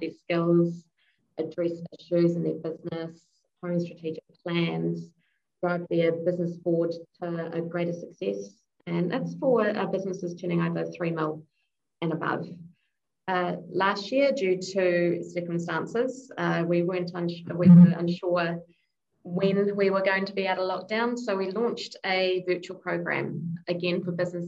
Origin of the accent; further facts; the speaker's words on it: Hamilton, Waikato, New Zealand; a fellow Hamiltonian